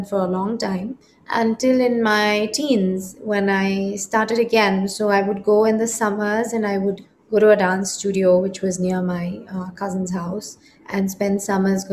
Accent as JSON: {"language": "English", "country": "India", "tie": "born or raised there", "said": "I am inherently an Indian and I grew up in India"}